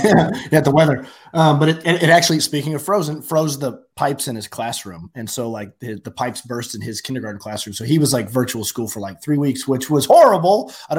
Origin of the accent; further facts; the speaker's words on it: Oklahoma, United States; born and raised in Oklahoma. Lived in Oklahoma my whole life. Went to the University of Oklahoma.